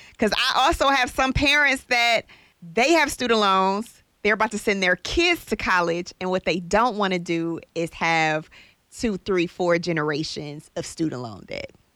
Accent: Detroit, Michigan, United States; moved away; I'm from Detroit

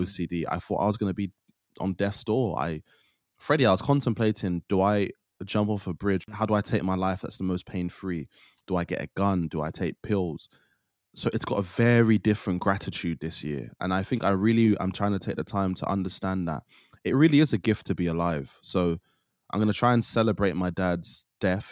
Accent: Trinidad & Tobago; I'm from Trinidad

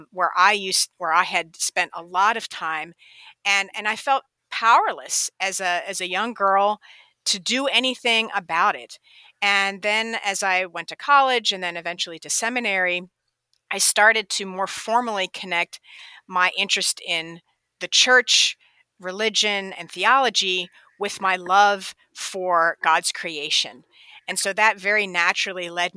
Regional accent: Pennsylvania, United States; I grew up in Pennsylvania, and I traipsed through the woods and the creeks and the rivers of Pennsylvania all growing up

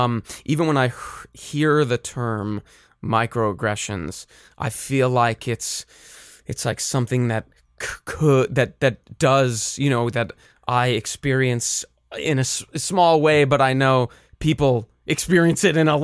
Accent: Arizona, United States; growing up in Arizona, and I'm Jewish, but I'm not religious, so I never was hanging out in the temple or anything

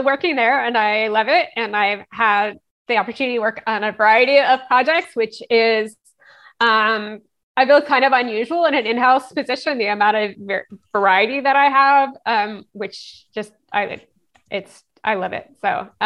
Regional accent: Atlanta, Georgia, United States; moved away as an adult; also born or lived in Los Angeles; now in Raleigh, United States; I grew up in Atlanta and that was a big city

